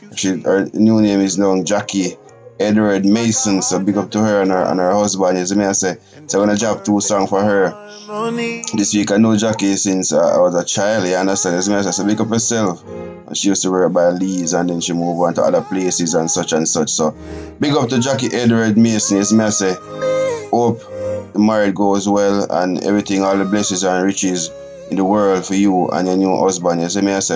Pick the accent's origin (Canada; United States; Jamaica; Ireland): Jamaica; my home country, Jamaica